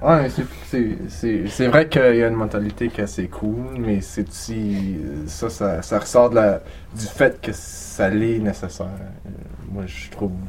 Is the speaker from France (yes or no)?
no; Ottawa, Ontario, Canada; moi je viens d'Ottawa, mais je viens de la banlieue